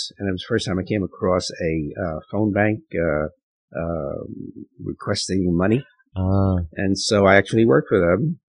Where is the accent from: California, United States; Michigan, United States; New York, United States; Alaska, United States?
New York, United States; New York City; now in Amherst, United States; Well, I grew up in New York City. I was born in Spanish Harlem and lived there for about 14 years.